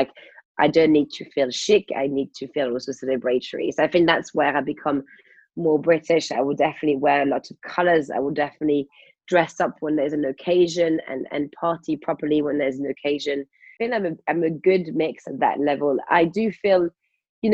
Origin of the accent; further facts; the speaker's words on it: France; now in United Kingdom; as a French person